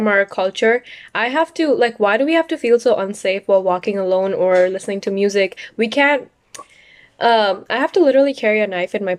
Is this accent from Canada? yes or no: yes; Brampton, Ontario, Canada; one of the co-founders of FemSociety. I'm a 15-year-old from Brampton, Ontario.